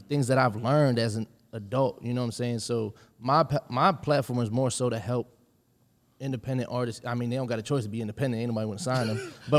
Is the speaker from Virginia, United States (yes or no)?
no; Allentown, Pennsylvania, United States; I'm from Allentown, Pennsylvania. It's like an hour, 45 minutes outside of Philly.